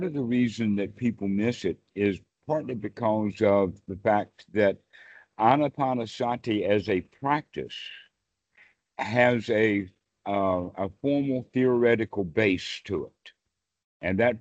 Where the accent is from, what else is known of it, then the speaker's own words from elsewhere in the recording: Deep South, United States; moved away; also born or lived in Oklahoma / Texas / South Carolina / North Carolina; I was actually raised in the Deep South myself, as you can tell from my accent